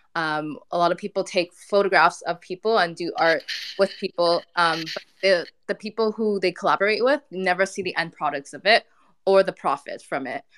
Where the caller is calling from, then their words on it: Montreal, Quebec, Canada; also born or lived in Ghana; I'm calling in from Montreal.